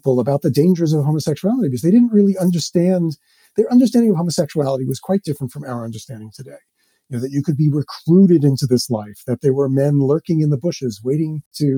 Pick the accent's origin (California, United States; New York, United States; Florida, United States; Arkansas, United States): New York, United States; When I was growing up in New York, in my high school